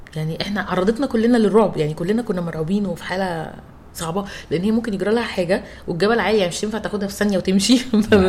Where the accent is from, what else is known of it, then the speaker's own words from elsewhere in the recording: Egypt; عندنا في مصر كوميونيتيز كتير قوي